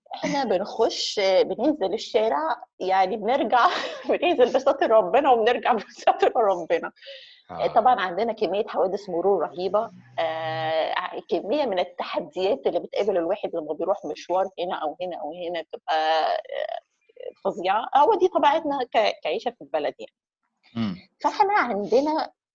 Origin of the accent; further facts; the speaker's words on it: Egypt; احنا كمصريين